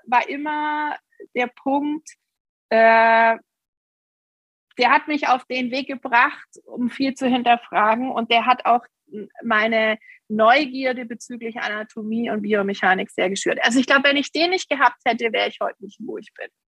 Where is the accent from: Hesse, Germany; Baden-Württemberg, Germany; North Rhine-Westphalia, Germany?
Baden-Württemberg, Germany; near Stuttgart; ich bin in der Nähe von Stuttgart geboren und bin auch immer hier geblieben